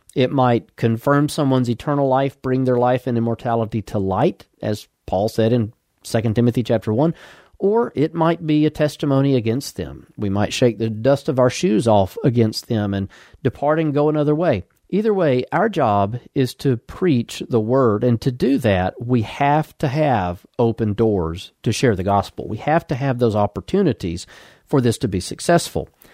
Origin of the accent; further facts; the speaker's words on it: Birmingham, Alabama, United States; now in Huntsville, United States; I was born in Birmingham, Alabama, and for the last fifteen-plus years, we've lived here in Huntsville, Alabama